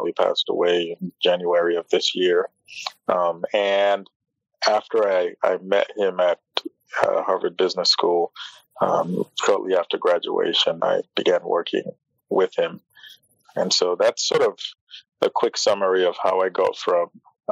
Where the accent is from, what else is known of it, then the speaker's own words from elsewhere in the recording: Nigeria; moved away as an adult; now in United States; I'm originally from Nigeria. I moved to the States about 20 years ago in the year 2000 to study